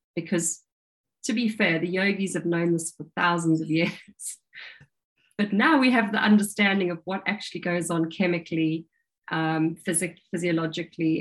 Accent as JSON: {"language": "English", "country": "South Africa", "tie": "born or raised there", "moved": "yes", "lives_now": "United Kingdom", "said": "I grew up in South Africa and I was a, a water baby"}